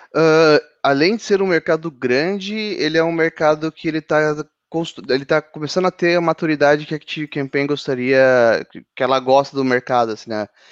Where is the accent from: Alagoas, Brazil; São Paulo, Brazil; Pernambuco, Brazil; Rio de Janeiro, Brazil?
São Paulo, Brazil; eu sou de São Paulo.